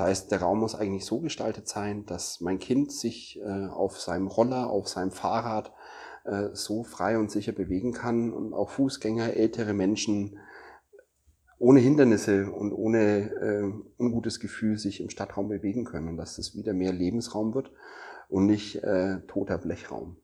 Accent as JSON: {"language": "German", "town": "Nuremberg", "region": "Bavaria", "country": "Germany", "said": "ich komme ja aus Nürnberg"}